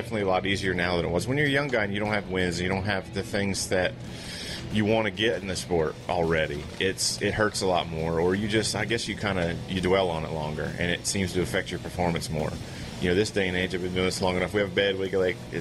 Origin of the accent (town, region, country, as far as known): New Jersey, United States; born or raised there; moved away